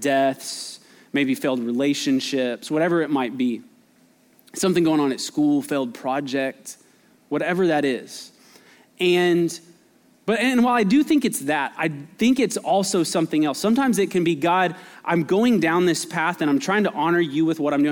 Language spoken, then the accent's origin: English; Albuquerque, New Mexico, United States; now in Texas, United States; I grew up in Albuquerque